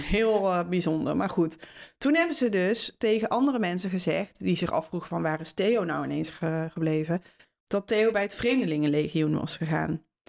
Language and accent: Dutch; Netherlands; waren wij als Nederlanders overheerst door de Spanjaarden